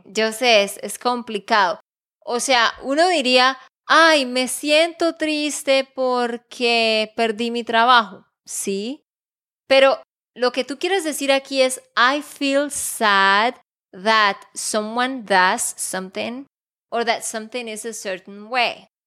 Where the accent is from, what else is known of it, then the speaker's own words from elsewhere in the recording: Santander, Colombia; de Santander, Colombia